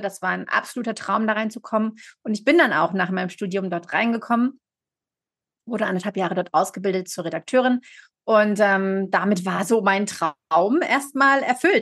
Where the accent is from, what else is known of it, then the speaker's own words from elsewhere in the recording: Germany; moved away as an adult; now in Geneva, Switzerland; gebürtige Deutsche, lebe aber seit zehn Jahren in Genf in der Südschweiz